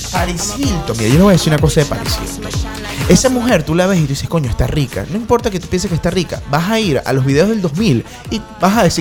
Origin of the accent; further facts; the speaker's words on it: Venezuela; Nada, nosotros somos venezolanos y vamos a cerrar con venezolanos.